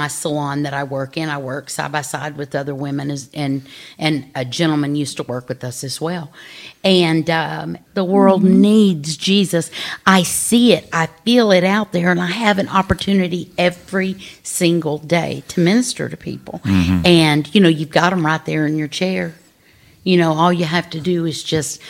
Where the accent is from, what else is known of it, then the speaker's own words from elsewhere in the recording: Texas, United States; I was actually born and raised. I've been in Texas all my life.